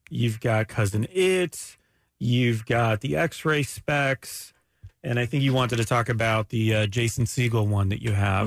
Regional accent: Ormond Beach, Florida, United States; also born or lived in Canada; I grew up in Ormond Beach.

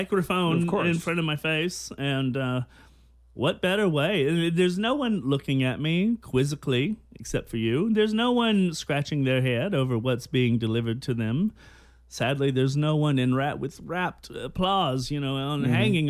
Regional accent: Georgia, United States; moved away as an adult; also born or lived in New York City, United States; now in Los Angeles, United States; I grew up in Gaybird, Georgia

